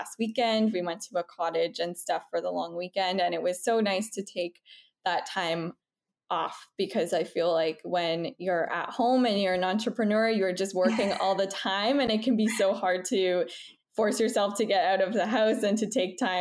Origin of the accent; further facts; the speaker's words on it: Toronto, Ontario, Canada; moved away as an adult; now in Montreal, Canada; I'm originally from Toronto, Canada, but we moved to Montreal, Quebec last year in October.